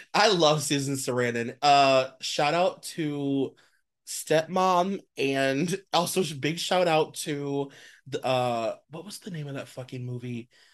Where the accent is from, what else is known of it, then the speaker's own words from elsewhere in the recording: United States; as an American